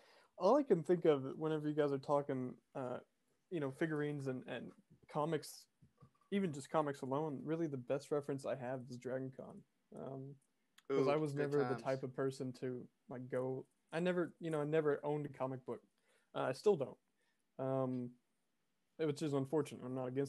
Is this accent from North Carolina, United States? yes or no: no; Arizona, United States; And we ran into someone who was also from Arizona, which I am from Arizona